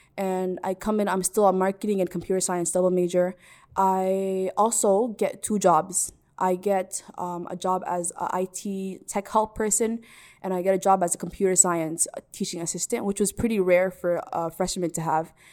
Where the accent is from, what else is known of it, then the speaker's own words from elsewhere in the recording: Minneapolis, Minnesota, United States; also born or lived in Salalah, Oman; I am from Minneapolis, recording this from Minneapolis right now. I was born here. raised here